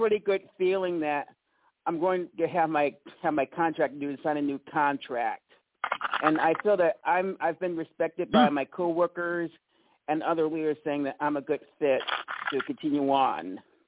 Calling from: Holly Springs, Mississippi, United States; from Holly Springs, Mississippi.

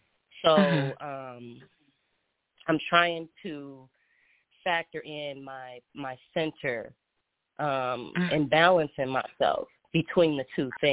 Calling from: Minneapolis, Minnesota, United States; Minneapolis, Minnesota.

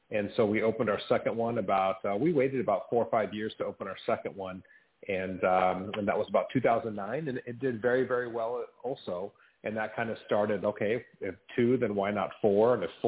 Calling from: Rancho Santa Fe, California, United States; Just north of San Diego, here in a little town called Rancho Santa Fe. So essentially San Diego.

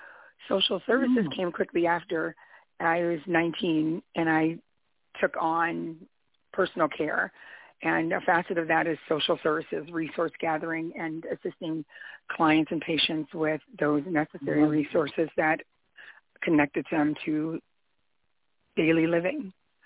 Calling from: Fort Worth, Texas, United States; I'm calling in from Fort Worth, Texas.

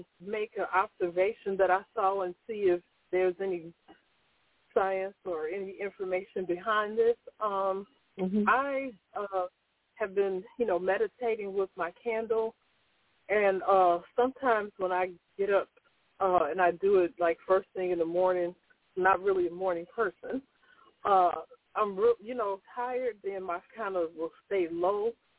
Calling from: Laurel, United States; I'm calling from Laurel.

